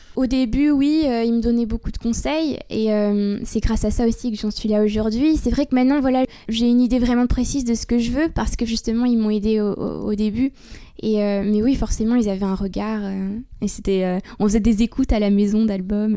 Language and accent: French; Bordeaux, Nouvelle-Aquitaine, France; je suis originaire de Bordeaux